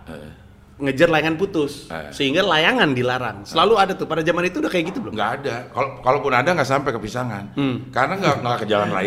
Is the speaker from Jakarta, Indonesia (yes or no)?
yes; Jakarta, Indonesia; also born or lived in Singapore; Gue lahir di Singapura, Abdel. Uh. Di eh. Singapura kagak ada yang main layangan. Uh. Eh. Gue pindah ke Jakarta ke Jalan Simpruk.